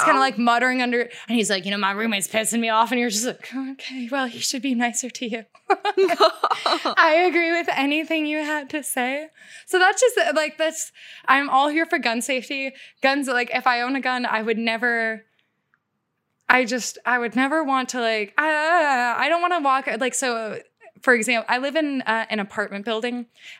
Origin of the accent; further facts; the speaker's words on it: United States; I love like America's lawlessness. Like I truly, like I love being an American.